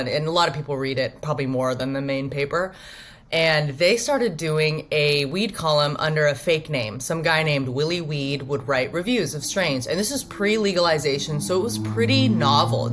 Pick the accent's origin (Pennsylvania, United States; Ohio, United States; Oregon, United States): Oregon, United States; Roseburg; now in Portland, United States; I am from Southern Oregon, a small town called Roseburg. And I did sort of grow up